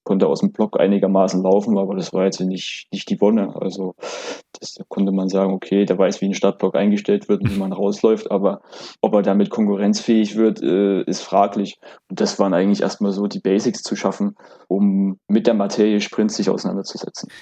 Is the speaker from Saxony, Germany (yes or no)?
yes; Plauen, Saxony, Germany; moved away as an adult; also born or lived in Syrau; now in Berlin, Germany; ich bin in Plauen geboren in Sachsen und dann wenige Kilometer weiter in Syrau, beim SC Syrau, äh, habe ich äh, meine sportliche Grundlage erfahren